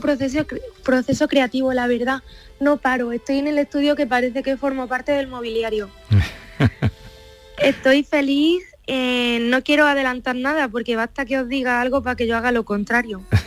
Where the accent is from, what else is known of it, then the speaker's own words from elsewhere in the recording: Pozoblanco, Andalusia, Spain; mi pueblo es la raíz de, de todo, de mi arte, de mi inspiración.